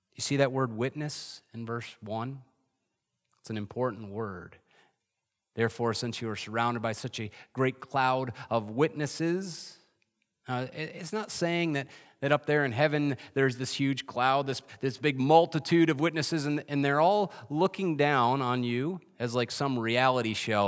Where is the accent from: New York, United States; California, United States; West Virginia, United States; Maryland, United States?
New York, United States; Adirondacks; moved away; I grew up in the Adirondacks